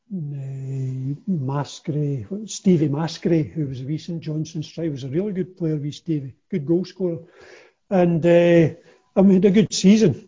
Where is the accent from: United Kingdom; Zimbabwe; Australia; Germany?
United Kingdom; Kilmarnock, Scotland; I was born and brought up in Kilmarnock, so I was naturally a Kilmarnock supporter